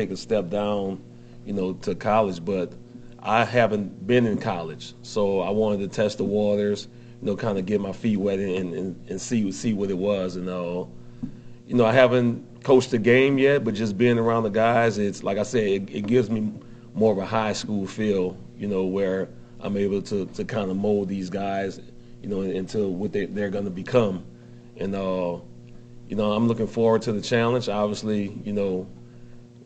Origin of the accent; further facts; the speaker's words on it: New Orleans, Louisiana, United States; moved away; I'm originally from New Orleans